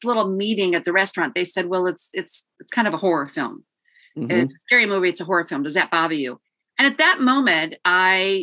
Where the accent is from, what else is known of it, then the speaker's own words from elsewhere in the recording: St. Joseph, Michigan, United States; also born or lived in Detroit, Michigan; I grew up in St. Joseph, Benton Harbor